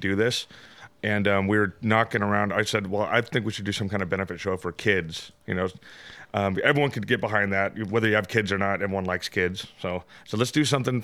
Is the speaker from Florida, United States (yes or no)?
no; Everett, Washington, United States; that's my hometown